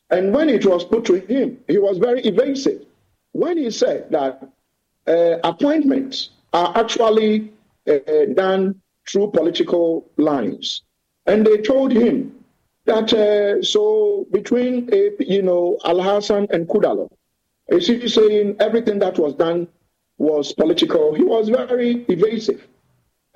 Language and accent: English; Kumasi, Ashanti, Ghana; also born or lived in Upper West Region, Ghana; I grew up in Kuma